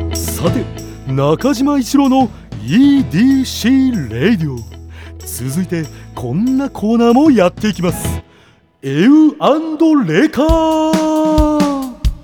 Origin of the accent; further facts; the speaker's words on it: Gunma, Japan; 群馬県です